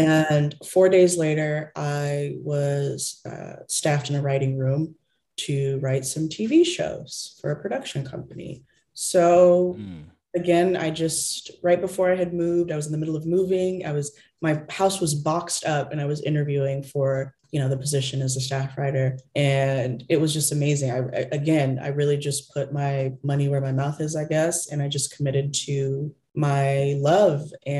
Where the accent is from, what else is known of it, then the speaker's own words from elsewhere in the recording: Texas, United States; Yes, a Texas girl through and through, 100%.